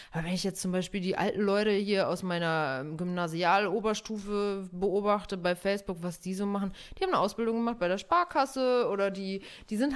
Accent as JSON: {"language": "German", "region": "North Rhine-Westphalia", "country": "Germany", "lives_now": "Berlin, Germany", "said": "da, wo ich herkomme, aus Westfalen, plattes Land"}